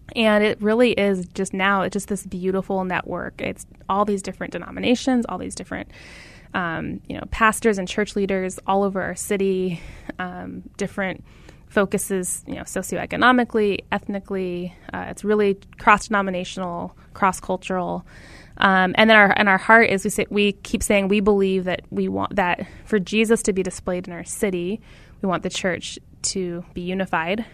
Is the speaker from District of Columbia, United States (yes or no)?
no; Phoenix, Arizona, United States; I grew up in Phoenix, very aware of our racial story.